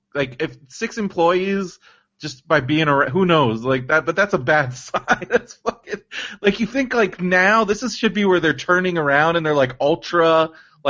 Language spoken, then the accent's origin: English; San Diego, California, United States; now in Yucaipa, United States; I grew up in San Diego